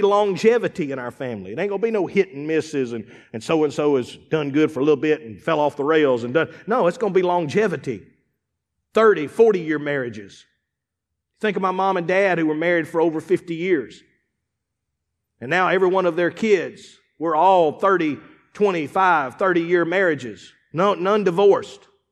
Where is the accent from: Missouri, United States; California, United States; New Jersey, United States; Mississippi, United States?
Mississippi, United States; Eupora; also born or lived in Starkville, Mississippi; I grew up in Upora, Mississippi. I grew up in, around Starville.